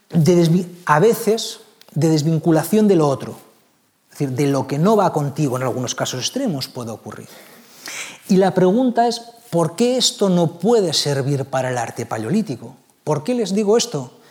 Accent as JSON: {"language": "Spanish", "town": "Bilbao", "region": "Basque Country", "country": "Spain", "tie": "born there", "said": "yo nací en Bilbao"}